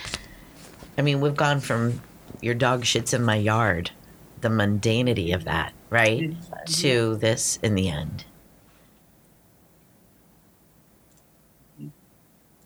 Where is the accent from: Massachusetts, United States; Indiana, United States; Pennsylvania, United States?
Pennsylvania, United States; Pittsburgh; I grew up in Pittsburgh